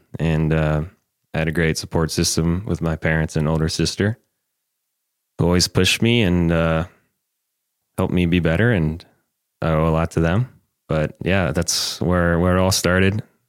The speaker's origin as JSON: {"language": "English", "town": "Davis", "region": "California", "country": "United States", "tie": "born or raised there", "moved": "yes", "lives_now": "Phoenix, United States", "said": "In Northern California. I grew up in Davis."}